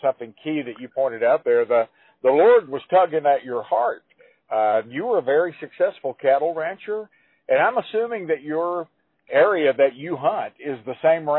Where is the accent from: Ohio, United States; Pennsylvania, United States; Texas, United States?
Texas, United States; West; I grew up in West Texas.